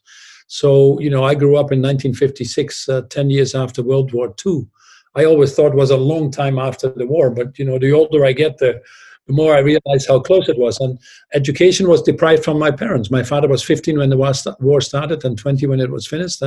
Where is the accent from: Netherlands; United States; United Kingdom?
Netherlands; moved away as an adult; also born or lived in Newcastle; I was born in the Netherlands, I had a toilet at home